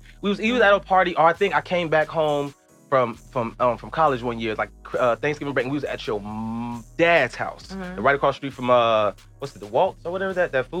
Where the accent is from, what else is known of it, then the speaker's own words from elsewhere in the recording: Chicago, Illinois, United States; moved away; people know I'm from Chicago